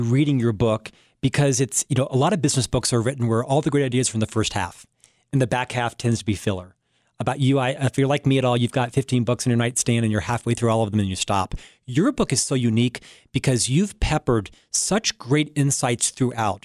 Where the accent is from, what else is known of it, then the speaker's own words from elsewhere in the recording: Orlando, Florida, United States; moved away; I was born in Orlando, Florida, an upper middle class family